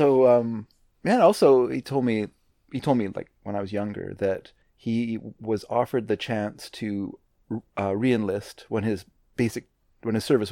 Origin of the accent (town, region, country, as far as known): Canada; born or raised there; also born or lived in United States